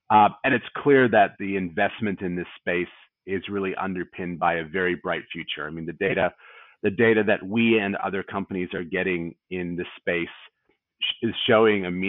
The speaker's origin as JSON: {"language": "English", "country": "Australia", "accent": "North American", "said": "despite my funny North American accent, I'm obviously an Australian"}